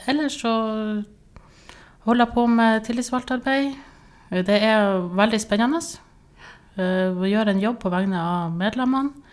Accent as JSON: {"language": "Norwegian", "region": "Northern Norway", "country": "Norway", "lives_now": "Tromsø, Norway", "said": "Ja, jeg eh … jeg er nordlending. Jeg bor i Tromsø."}